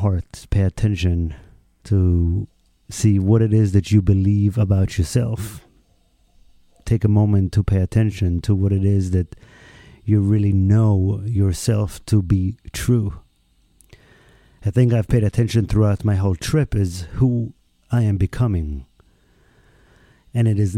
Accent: Israel; moved away; my home country, Israel

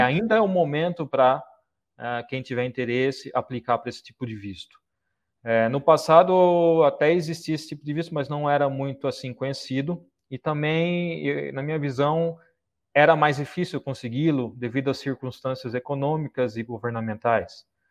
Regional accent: Brazil; moved away as an adult; now in Saudi Arabia; Eu saí do Brasil há dois anos e meio.

